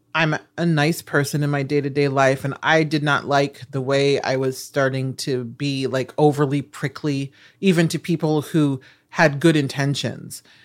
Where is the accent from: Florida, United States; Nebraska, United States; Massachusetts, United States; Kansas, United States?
Nebraska, United States; moved away; I'm from Nebraska